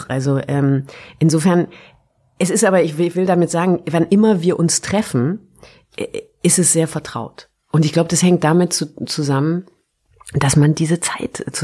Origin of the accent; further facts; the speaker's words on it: Baden-Württemberg, Germany; now in Berlin, Germany; Ich komme ja auch aus Württemberg.